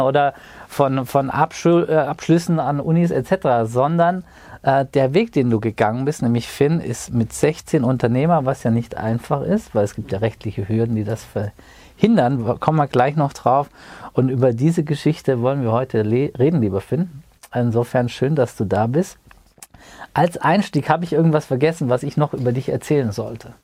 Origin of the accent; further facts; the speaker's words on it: Wiesbaden, Hesse, Germany; Wir hätten uns auch in Wiesbaden treffen können, in unserer beidigen Heimatstadt